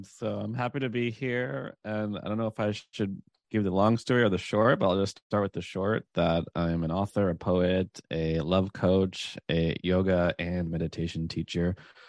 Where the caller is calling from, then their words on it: San Francisco, California, United States; I'm in San Francisco right now.